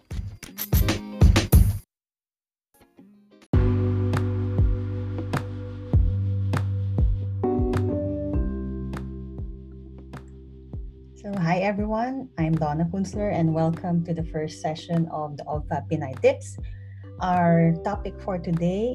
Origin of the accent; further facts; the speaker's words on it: Bacoor, Calabarzon, Philippines; moved away as an adult; also born or lived in Singapore / San Jose, California, United States / London, United Kingdom / Basel, Switzerland; now in Zurich, Switzerland; I'm originally from Bacoor, Cavite in the Philippines.